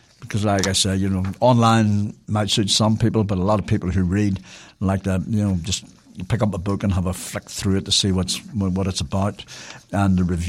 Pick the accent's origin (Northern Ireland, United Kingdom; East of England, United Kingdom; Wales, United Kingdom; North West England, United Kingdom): Northern Ireland, United Kingdom; Belfast; I was really delighted and really proud, really. I'm from Belfast.